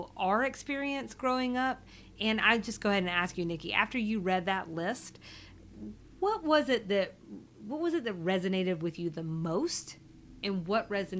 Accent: the South, United States; accent: Southern; my Southern accent

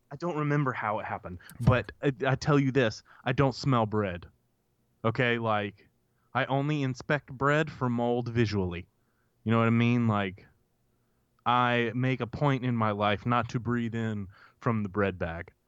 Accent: Grenada, Mississippi, United States; I grew up in Grenada, right? So with access to Grenada Lake

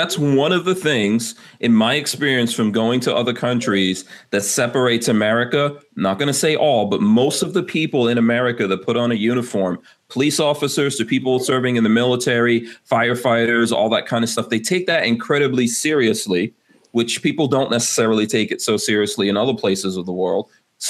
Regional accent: New York City, New York, United States; So when I came here in the 80s, I grew up in New York City, so I understand exactly what you're talking about.

